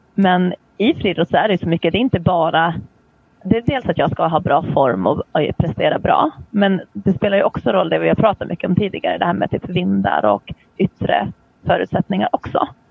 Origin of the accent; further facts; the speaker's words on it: Åland Islands; jag kommer från Åland där man pratar svenska fast vi hör ju till Finland